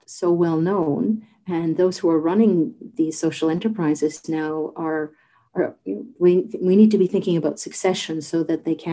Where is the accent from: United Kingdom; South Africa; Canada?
Canada; St. John's, Newfoundland and Labrador; moved away as an adult; I'm from St. John's, born and raised, but I'm a first generation Newfoundlander